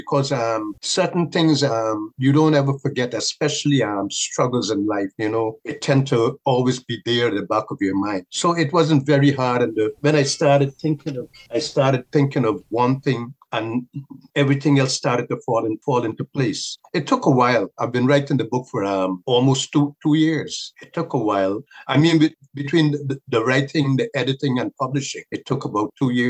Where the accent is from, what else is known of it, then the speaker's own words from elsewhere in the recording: Guyana; At that time, it was rough. But generally speaking, I will say that it's made me a stronger person.